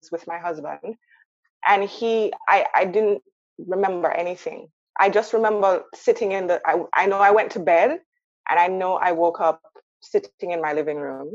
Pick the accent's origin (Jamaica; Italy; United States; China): Jamaica; moved away as an adult; now in Canada; I grew up in Jamaica. I came to Canada when I was 18 years old for university.